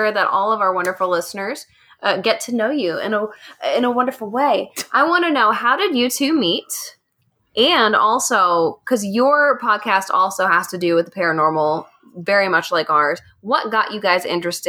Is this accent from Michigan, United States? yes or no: no; Kentucky, United States; it is pretty cool that we're all from Kentucky.